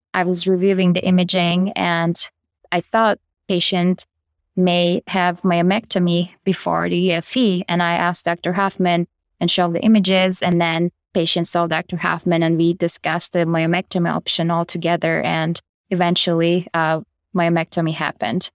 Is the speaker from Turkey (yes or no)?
yes; Turkey; moved away as an adult; also born or lived in Chicago, United States; now in Kentucky, United States; I am originally from Turkey. I did my medical school and residency back in Turkey